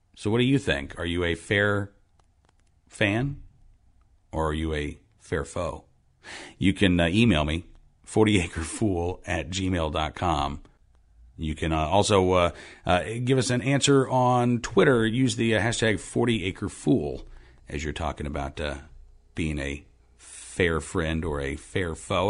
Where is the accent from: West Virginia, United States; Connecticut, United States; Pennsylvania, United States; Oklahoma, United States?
Oklahoma, United States; I grew up in Oklahoma